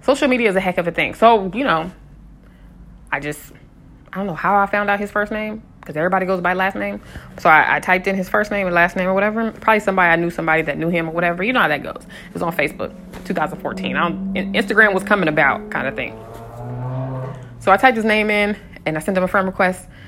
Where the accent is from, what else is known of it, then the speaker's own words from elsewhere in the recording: West Coast, United States; also born or lived in Colorado; I'm from the West Coast